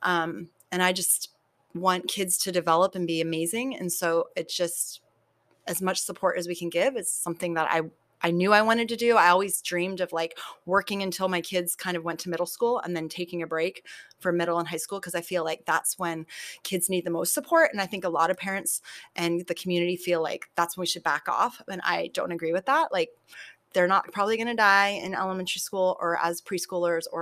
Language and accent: English; San Diego, California, United States; also born or lived in Poway; I grew up in San Diego